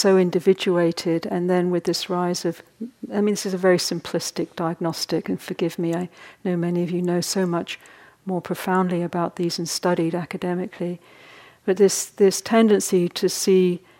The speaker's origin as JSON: {"language": "English", "country": "United Kingdom", "said": "partly because I was in Britain a lot, but we don't really talk about we're all very repressed over there."}